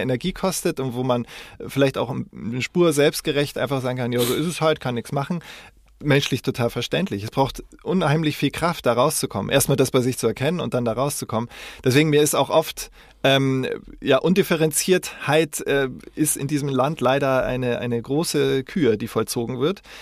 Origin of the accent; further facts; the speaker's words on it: West Germany, Germany; als Wessi